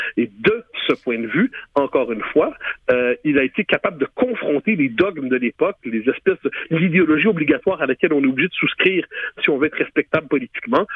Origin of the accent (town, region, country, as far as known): Quebec, Canada